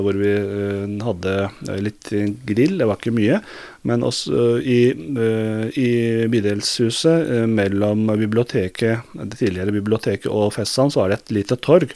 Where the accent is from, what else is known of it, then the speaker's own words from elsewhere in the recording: Turkey; Norwegian is a second language; now in Norway; Jeg er født i Tyrkia